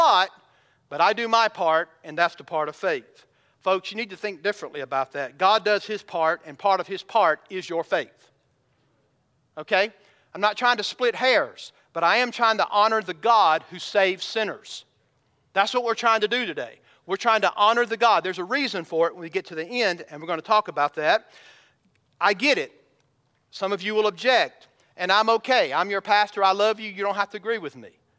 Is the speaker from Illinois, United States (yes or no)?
no; Georgia, United States; I'm from Georgia